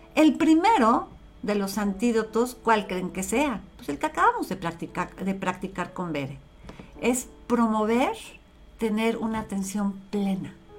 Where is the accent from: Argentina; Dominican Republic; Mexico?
Mexico; yo soy mexicana 100% hecha en México y vivo en México, he vivido toda mi vida